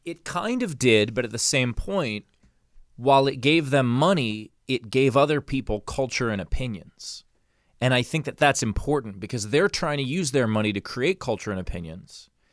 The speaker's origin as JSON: {"language": "English", "town": "New York City", "region": "New York", "country": "United States", "tie": "born or raised there", "said": "I grew up in New York City. I grew up in Queens"}